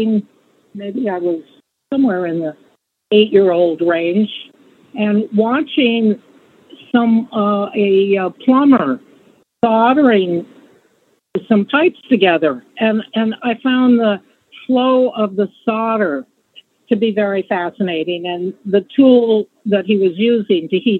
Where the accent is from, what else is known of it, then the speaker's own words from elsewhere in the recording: Montana, United States; I was born and raised in Montana